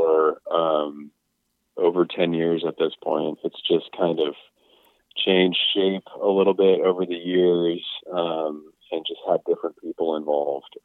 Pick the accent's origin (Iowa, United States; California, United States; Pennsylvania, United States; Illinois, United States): California, United States; Northern; moved away; also born or lived in Los Angeles / New York; I'm from Northern California, and then I moved to Southern California, to Los Angeles for a little bit